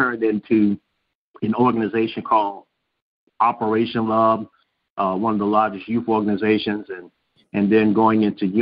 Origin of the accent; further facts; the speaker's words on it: Savannah, Georgia, United States; I was raised up in Savannah, Georgia, in a community that I call Hazard County, on the east side of Savannah, Georgia